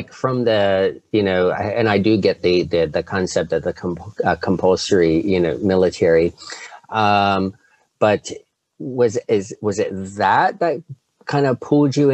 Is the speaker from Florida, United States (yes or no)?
yes; central Florida, United States; also born or lived in Europe / Northeast United States / Midwest; now in Florida, United States; I grew up in Florida, in central Florida, near Tampa and Orlando